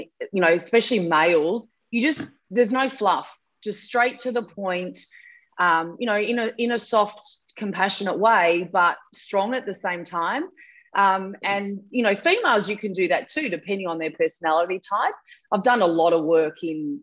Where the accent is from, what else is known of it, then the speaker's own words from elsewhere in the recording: Mount Gambier, South Australia, Australia; So I was from Mount Gambier in South Australia.